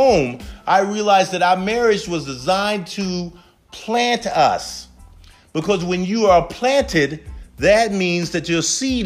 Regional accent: Charleston, South Carolina, United States; I'm originally from Charleston, South Carolina, home of the Chuck. And growing up for us was a little rough

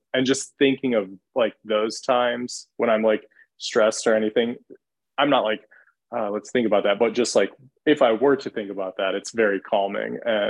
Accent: Michigan, United States; now in Atlanta, United States; I'm also from Michigan, granted living in Atlanta now

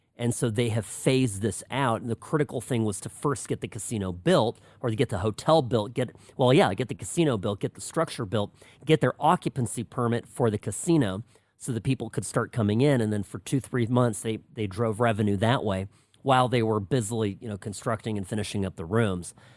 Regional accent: California, United States; first language Czech; English is a second language; also born or lived in Pennsylvania; we both grew up in California

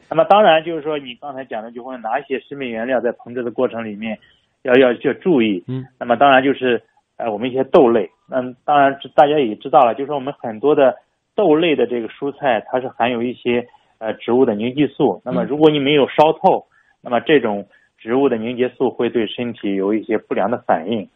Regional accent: China; 我们中国人现在 喜欢自制各种东西

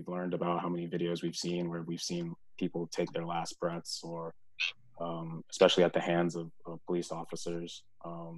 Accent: Bowie, Maryland, United States; moved away as an adult; also born or lived in Winston-Salem, North Carolina / Dallas, Texas; now in Minnesota, United States; I grew up in Bowie, Maryland

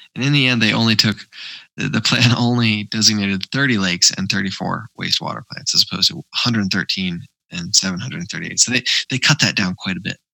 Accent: United States; I grew up near near the Hudson where they were doing um, PCB cleanup

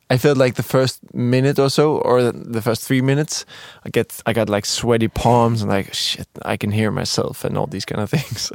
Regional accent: Copenhagen, Capital Region of Denmark, Denmark; moved away as an adult; now in Stockholm, Sweden; I'm from Denmark, uh, from Copenhagen, currently living here in, uh, working here in Stockholm, Sweden

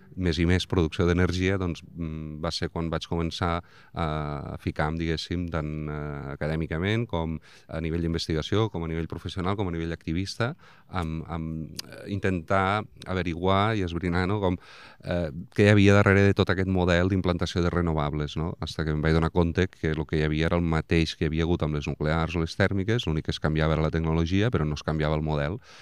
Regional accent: Vandellòs, Catalonia, Spain; haver nascut a Vandellós

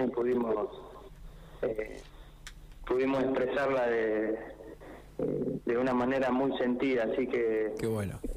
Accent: La Pampa, Argentina; nuestra provincia es, eh, bueno, entre nosotros, entre los pampeanos.

